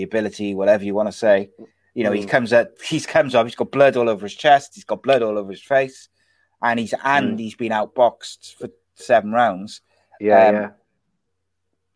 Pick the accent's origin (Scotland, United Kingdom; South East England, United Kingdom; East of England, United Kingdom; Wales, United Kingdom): Wales, United Kingdom; I'm Welsh